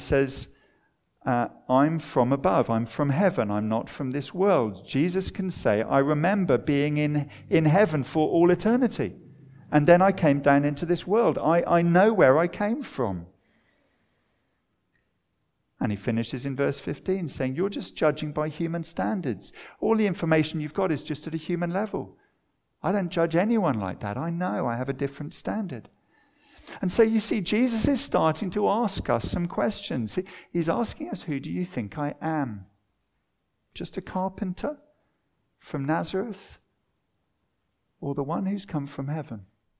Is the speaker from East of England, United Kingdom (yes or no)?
yes; Watford, East of England, United Kingdom; For me, I remember growing up in Watford.